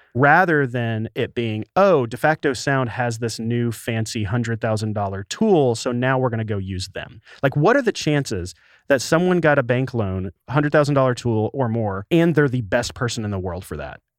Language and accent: English; the Delta of Arkansas, United States; moved away; Arkansas. the Delta of Arkansas, so a very poor area outside of Memphis, Tennessee